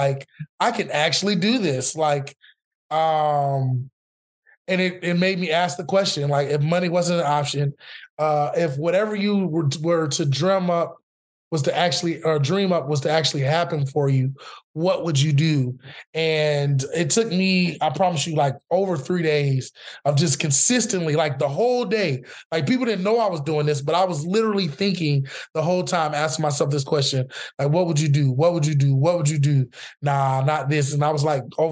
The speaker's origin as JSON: {"language": "English", "town": "Orlando", "region": "Florida", "country": "United States", "tie": "born or raised there", "moved": "yes", "lives_now": "Austin, United States", "said": "I'm from Orlando, Florida, originally Mickey Mouse country."}